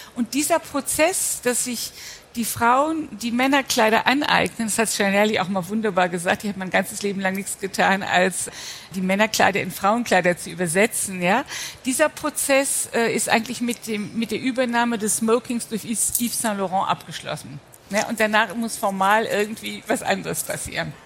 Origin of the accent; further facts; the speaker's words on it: Rhineland, Germany; Also ich als Rheinländerin